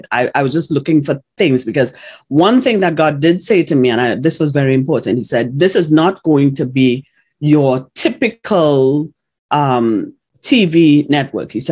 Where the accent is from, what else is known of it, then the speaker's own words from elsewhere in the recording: Ocala, Florida, United States; He said, because I'm from Ocala, Florida.